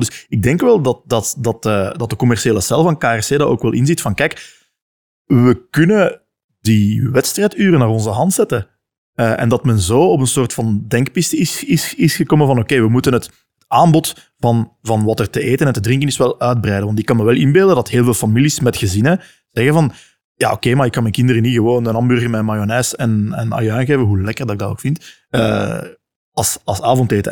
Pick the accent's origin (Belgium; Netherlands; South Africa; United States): Belgium; Leuven, Flanders; ik kom uit Leuven